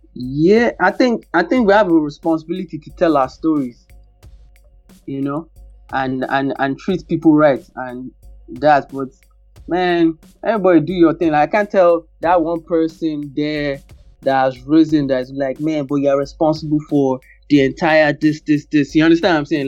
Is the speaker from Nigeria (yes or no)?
yes; Nigeria; growing up in Nigeria